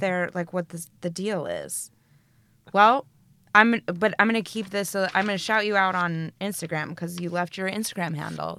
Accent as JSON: {"language": "English", "region": "Colorado", "country": "United States", "tie": "born or raised there", "moved": "as an adult", "lives_now": "United Kingdom", "said": "I'm from Colorado, and my mother is a hippie, and, you know, we took bucket showers when we were growing up."}